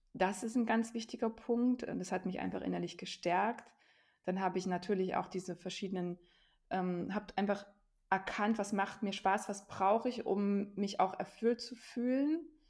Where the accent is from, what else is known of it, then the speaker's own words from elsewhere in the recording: Thuringia, Germany; also born or lived in near Stuttgart / near Jena; bin Thüringerin und lebe aber inzwischen an zwei Standorten, nämlich in der Nähe von Stuttgart auch, da wo mein Mann herkommt, und in der Nähe von Jena.